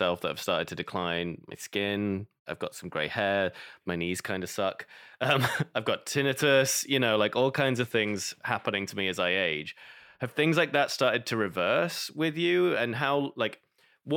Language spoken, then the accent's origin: English; United Kingdom; as a Brit